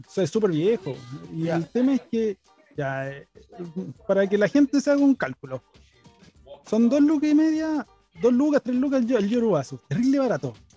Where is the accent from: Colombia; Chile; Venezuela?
Chile; Santiago, Santiago Metropolitan Region; yo soy de Santiago